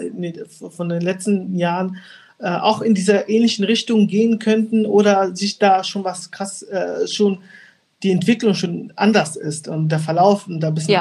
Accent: Angola; now in Germany; ich bin äh, gebürtig in äh, Angola, geboren, also gebürtig, gebürtiger Angolaner.

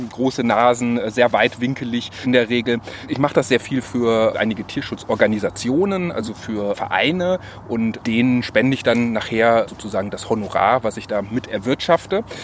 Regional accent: Cologne, North Rhine-Westphalia, Germany; Wir sind hier ganz nah an meiner Heimat in Köln-Poll, wo ich auch wohne.

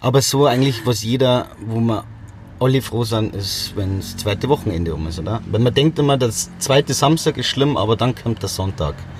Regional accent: Bad Aibling, Bavaria, Germany; bin aus Rosenheim, genau aus Bad Aibling

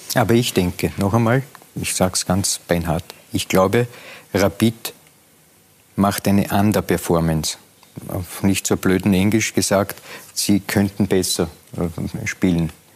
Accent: Lower Austria, Austria; Nein, ich bin Niederösterreicher.

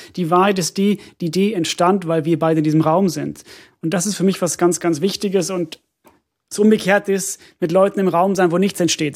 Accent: Finland; moved away; ich komme ja aus Finnland und, und äh, meine Familie bezeichnet mich auch als Ausländer, weil ich so viel rede

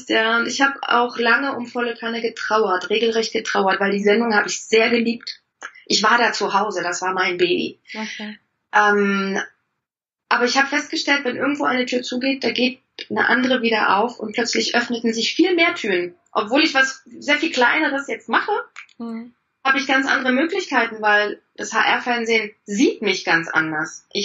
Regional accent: East Germany, Germany; Ich komme aus dem Osten, da haben die Frauen das auch

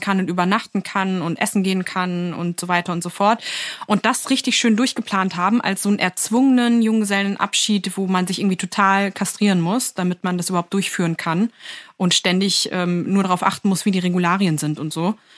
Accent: Lower Saxony, Germany; now in Berlin, Germany; Ich bin aus Niedersachsen

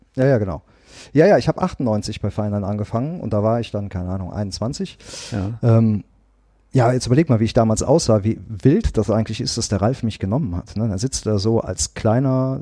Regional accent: Bergisches Land, North Rhine-Westphalia, Germany; also born or lived in Wanne-Eickel; Ich bin ja im, im Bergischen Land groß geworden, in so einem kleinen zweieinhalbtausend

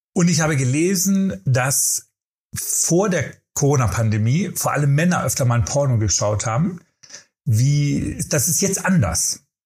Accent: Germany; wir Deutsche

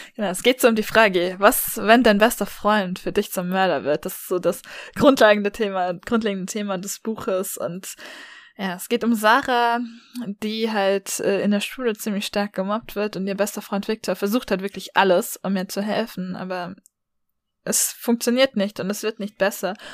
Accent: Baden-Württemberg, Germany; also born or lived in Tübingen / Freiburg; bei uns in Baden-Württemberg

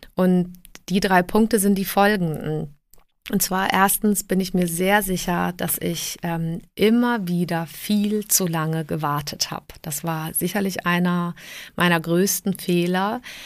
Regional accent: Southern Germany, Germany; also born or lived in Prague, Czech Republic / Trier, Germany; now in Munich, Germany; ich bin ähm, 1973 geboren in Prag. Ähm, wir sind emigriert, als ich sieben Jahre alt war. Und ähm, dann habe ich so im süddeutschen Raum auch gelebt

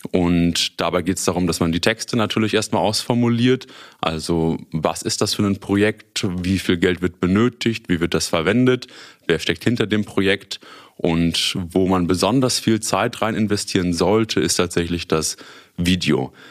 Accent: Münster, North Rhine-Westphalia, Germany; ich bin 27 Jahre alt, komme gebürtig aus Münster, habe hier auch damals Abitur gemacht und bin dann nach meinem Studium, nach meiner Schule nach Osnabrück für das Studium gegangen

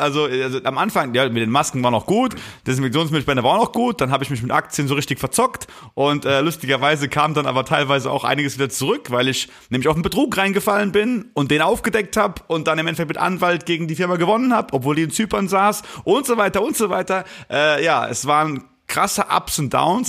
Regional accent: Rhineland-Palatinate, Germany; ich komme ja aus der Palz und bei uns sagt man Mosche, wenn man sich begrüßt

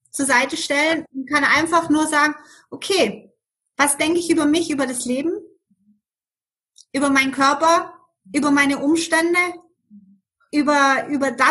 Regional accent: Germany; moved away as an adult; now in Switzerland; Ich lebe in der schönen Schweiz seit 28 Jahren. Wie man das hören kann, bin ich in Deutschland aufgewachsen und ähm, bin als Skilehrerin damals hier in die Schweiz gekommen

